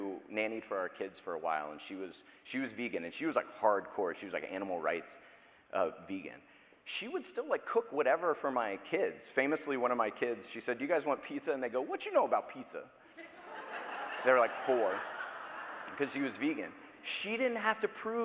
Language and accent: English; Daytona Beach, Florida, United States; I grew up in Daytona Beach, Florida